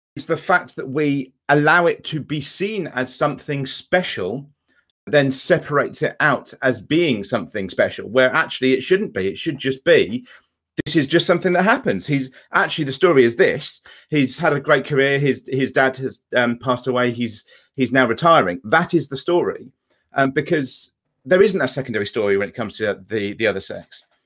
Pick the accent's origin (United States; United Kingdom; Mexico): United Kingdom; England; I'm, I'm English